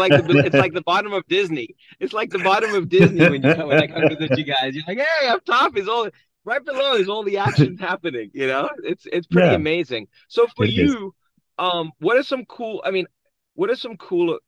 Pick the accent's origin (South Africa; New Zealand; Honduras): South Africa; moved away; being born and raised in South Africa